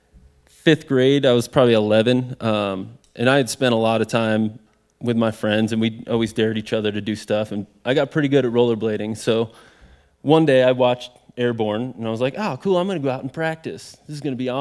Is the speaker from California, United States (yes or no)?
no; Fredonia, New York, United States; now in Colorado, United States; I grew up in Fredonia, New York, a small town, and worked my way out here to Colorado